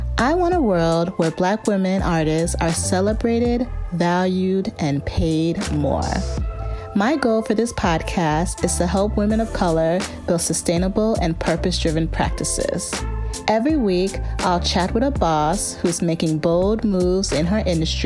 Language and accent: English; suburbs of Chicago, Illinois, United States; born or raised there